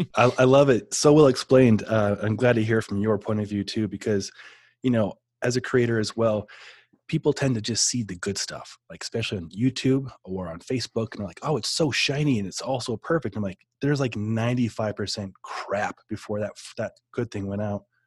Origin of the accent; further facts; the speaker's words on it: Omaha, Nebraska, United States; I grew up in Omaha